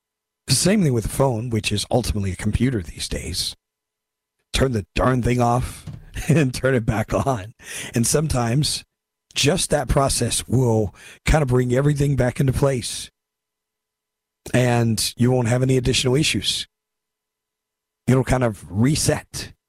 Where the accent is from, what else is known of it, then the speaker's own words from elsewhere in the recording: California, United States; I'm from California.